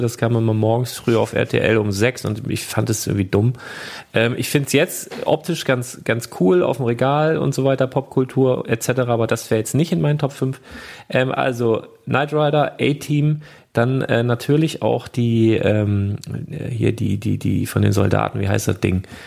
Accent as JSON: {"language": "German", "town": "Lüneburg", "region": "Lower Saxony", "country": "Germany", "said": "hier bei uns in Lüneburg"}